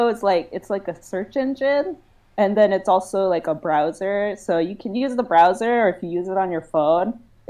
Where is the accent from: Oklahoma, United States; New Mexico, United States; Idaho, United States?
New Mexico, United States; moved away; also born or lived in Portland; I'm also from New Mexico. I moved to Portland.